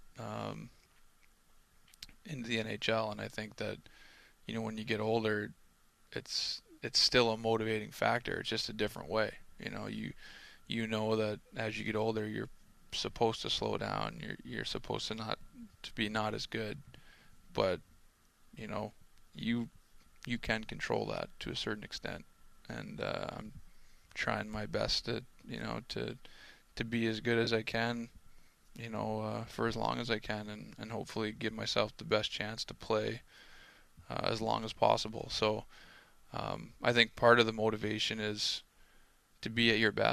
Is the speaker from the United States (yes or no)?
no; Cole Harbour, Nova Scotia, Canada; We're from Cole Harbour, but Cole Harbour's in Dartmouth.